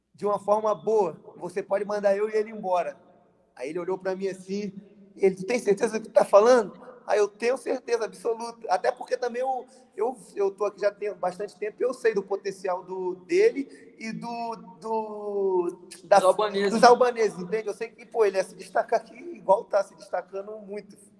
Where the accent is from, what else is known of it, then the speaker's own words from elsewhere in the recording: Rio de Janeiro, Brazil; also born or lived in Belford Roxo; eu moro no Rio de Janeiro, nasci no Rio de Janeiro